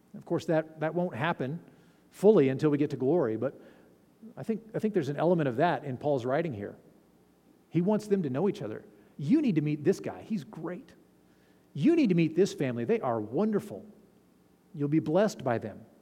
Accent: Fallon, Nevada, United States; I'm from Fallon

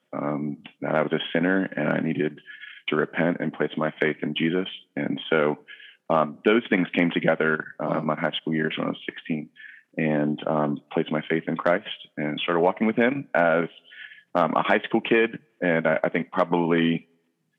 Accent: Virginia Beach, Virginia, United States; also born or lived in Charlottesville, Virginia / Kosciuszko, Mississippi; now in Culpeper, United States; I grew up in Virginia Beach, Virginia, born and raised, beach kid

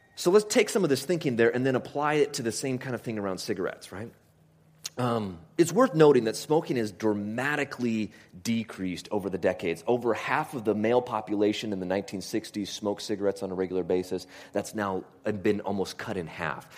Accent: Homer, Alaska, United States; I grew up in Homer, Alaska

